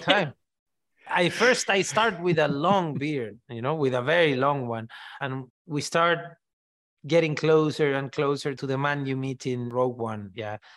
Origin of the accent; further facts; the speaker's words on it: Mexico; first language Spanish; English is a second language; I grew up saying everything in Spanish, you know? I always like telling the story of R two D two and how it's called in Mexico, you know? We call it Arturito